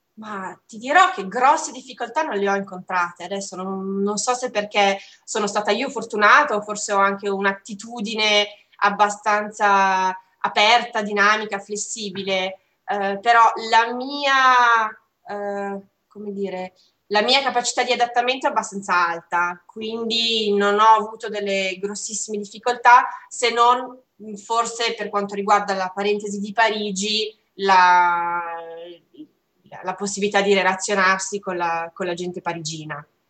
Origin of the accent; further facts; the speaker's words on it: Como, Lombardy, Italy; moved away as an adult; also born or lived in Montpellier, France / Strasbourg, France / Paris, France; un piccolo lavoro a Como eh, mia città natale